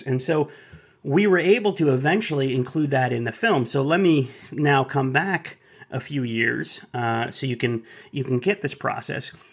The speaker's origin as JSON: {"language": "English", "town": "Dallas", "region": "Texas", "country": "United States", "said": "I'm from Dallas"}